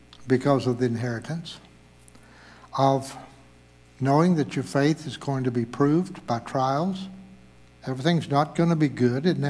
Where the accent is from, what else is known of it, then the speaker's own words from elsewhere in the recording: Zimbabwe; now in Bentonville, United States; I was born in Zimbabwe, Africa